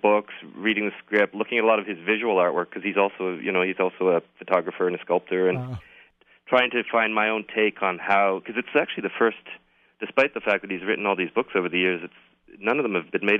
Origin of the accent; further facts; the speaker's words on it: Toronto, Ontario, Canada; I'm from Toronto